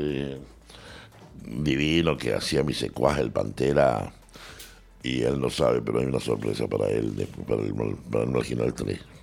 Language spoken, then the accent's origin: Spanish; Salta, Argentina; moved away as an adult; also born or lived in Córdoba; Y ahí yo era salteño, soy salteño